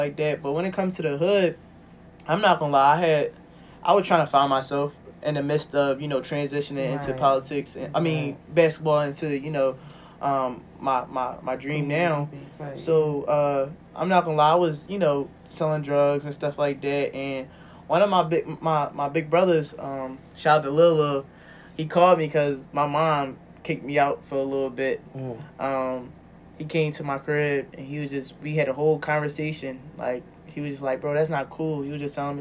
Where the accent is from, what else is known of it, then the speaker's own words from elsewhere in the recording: Philadelphia, Pennsylvania, United States; I'm from Logan. But I grew up in Longcrest and Logan